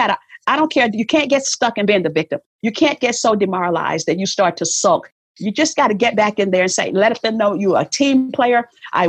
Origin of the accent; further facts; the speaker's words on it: the South, United States; I was born in the South